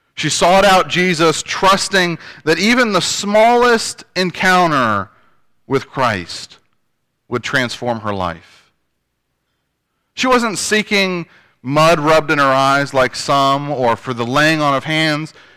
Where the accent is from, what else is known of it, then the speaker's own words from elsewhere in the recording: Northern Virginia, United States; moved away; also born or lived in Shenandoah Valley, Virginia / Farmville, Virginia; I come from Northern Virginia, uh, which to some people may not be Virginia